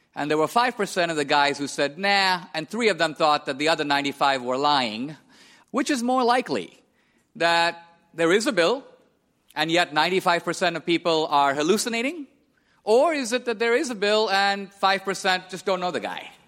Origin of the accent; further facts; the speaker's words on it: India; I was born and raised in India